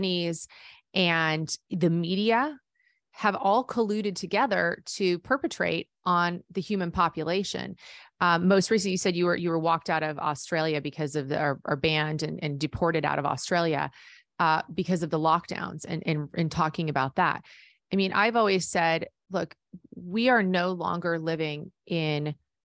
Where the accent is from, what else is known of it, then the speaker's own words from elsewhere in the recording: United States; as an American citizen, a proud American citizen